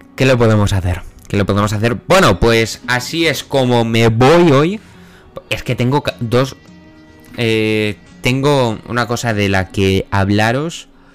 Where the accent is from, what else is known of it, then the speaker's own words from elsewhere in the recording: Villanueva de la Serena, Extremadura, Spain; yo al parecer soy de Villanueva de la Serena